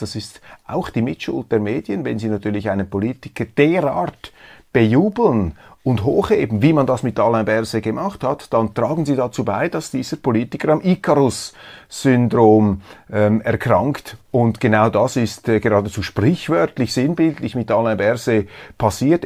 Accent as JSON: {"language": "German", "country": "Switzerland"}